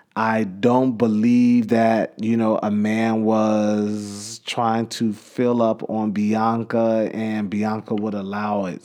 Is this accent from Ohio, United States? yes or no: no; Chicago, Illinois, United States; my hometown